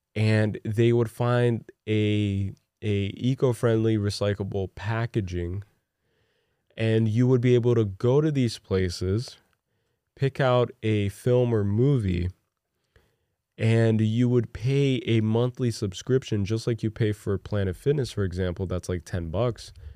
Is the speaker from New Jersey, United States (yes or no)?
yes; Newark, New Jersey, United States; I grew up in Newark, New Jersey